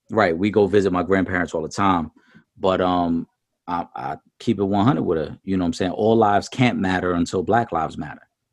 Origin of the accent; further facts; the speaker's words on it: New York City, New York, United States; as a Puerto Rican man, I saw the disrespect he gave to my island, even though I was born in in New York City and I'm American